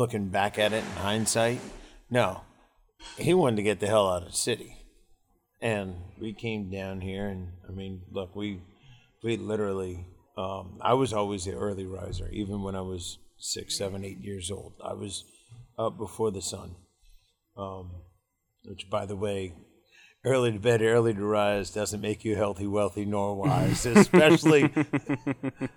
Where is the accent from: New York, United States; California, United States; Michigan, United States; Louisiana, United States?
Louisiana, United States; Metairie; we grew up in Metairie, which is a suburb of New Orleans